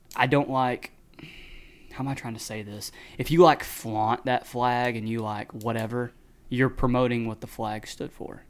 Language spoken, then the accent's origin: English; Texas, United States; we're from Texas